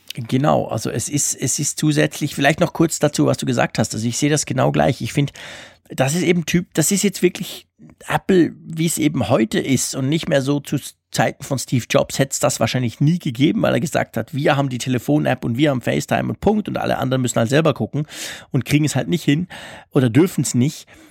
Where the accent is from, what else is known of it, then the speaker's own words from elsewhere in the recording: Switzerland; bei uns in der Schweiz